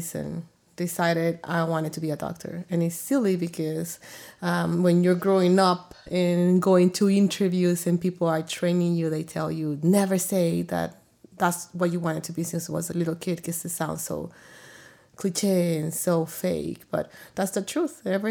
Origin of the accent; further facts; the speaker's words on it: El Salvador; now in Arizona, United States; born in El Salvador to a family where my dad was a provider